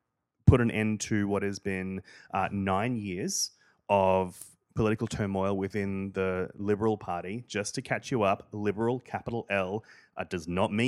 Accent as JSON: {"language": "English", "region": "Queensland", "country": "Australia", "tie": "born or raised there", "said": "I grew up in Queensland, which is like if Florida and Texas had a humid racist baby."}